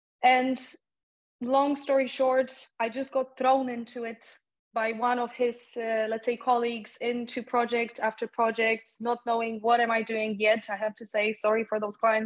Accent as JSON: {"language": "English", "country": "Poland", "tie": "born or raised there", "second_language": "English", "moved": "yes", "said": "a young person growing up in Poland"}